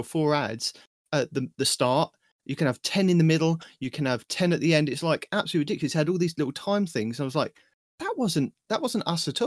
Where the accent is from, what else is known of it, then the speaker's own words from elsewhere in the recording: United Kingdom; I'm your British host